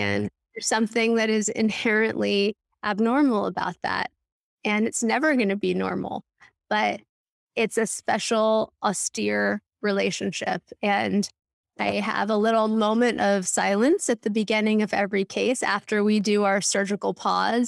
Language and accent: English; Los Angeles, California, United States; now in New York City, United States; I grew up in L